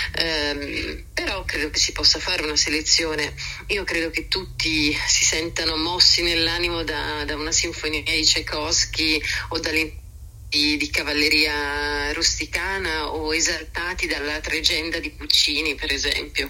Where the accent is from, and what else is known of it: Italy